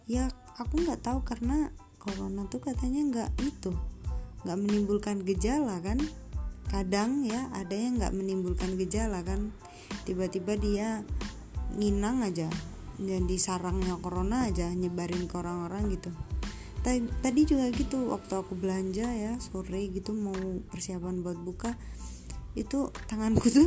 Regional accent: Malang, East Java, Indonesia; now in Kediri, Indonesia; perantauan aku orang Malang nih tapi aku tinggal kerja di Kediri di Jawa Timur tapi agak jauh juga sih jadi merantau

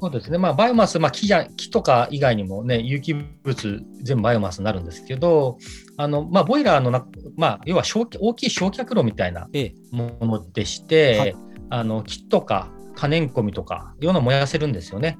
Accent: Funabashi, Chiba, Japan; moved away as an adult; also born or lived in San Francisco Bay Area, United States; now in Shiraoi, Japan; もともとは千葉県の船橋市が出身地になります

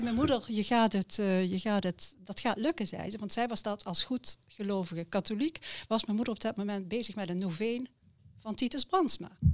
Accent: near Heerlen, Limburg, Netherlands; moved away as an adult; also born or lived in Utrecht / Oss; geboren en getogen in Limburg. oudste en een gezin van vijf kinderen. We woonden vlak bij Heerlen.

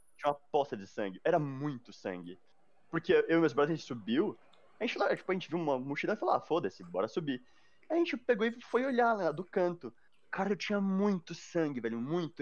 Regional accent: Mairiporã, São Paulo, Brazil; eu nasci em São Paulo. Aí, tipo, com uns quatro anos eu fui morar em Terra Preta, né? Que é o interior daqui

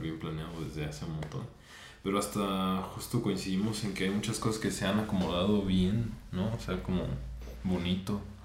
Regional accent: Morelia, Michoacán, Mexico; soy de aquí de Morelia.

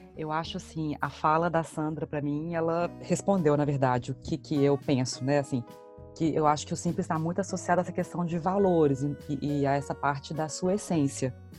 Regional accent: Belo Horizonte, Minas Gerais, Brazil; moved away as an adult; now in Boston, United States; sou natural de Belo Horizonte

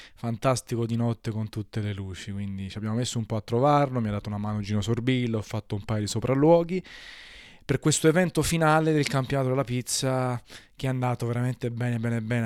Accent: Naples, Campania, Italy; da napoletano

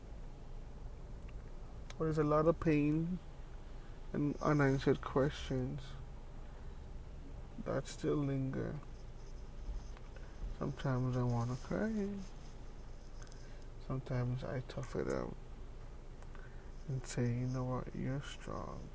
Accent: St. Vincent & Grenadines; now in Canada; I was born in the Caribbean, an island called St. Vincent and the Grenadines

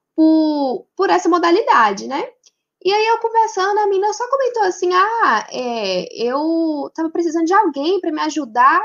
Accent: Nanuque, Minas Gerais, Brazil; eu estava na minha cidade, em Nanuque, eu sou de Nanuque

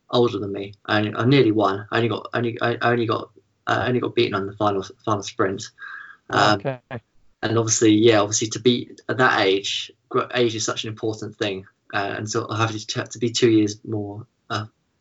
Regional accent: Findon, South East England, United Kingdom; I was born in a little village called Findon, so it's about half an hour east of Chichester

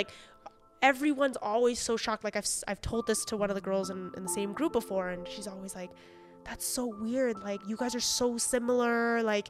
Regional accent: Mississauga, Ontario, Canada; We grew up in Mississauga, group of Chinese kids.

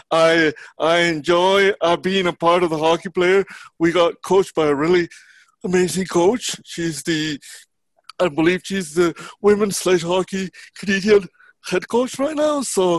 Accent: Mexico; moved away; I came from, as you know from my previous podcast, I came from Mexico.

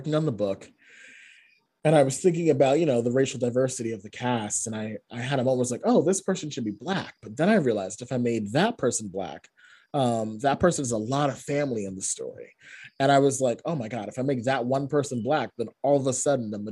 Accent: Boston, Massachusetts, United States; also born or lived in Connecticut; I was born in Boston, but then I left and I grew up in Connecticut for 7 years and then I moved back.

